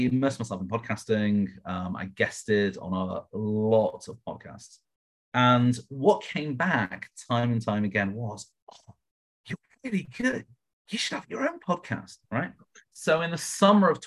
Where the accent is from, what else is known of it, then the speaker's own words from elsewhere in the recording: United Kingdom; accent: British; now in Las Vegas, United States; So I am British, as you can probably tell from the accent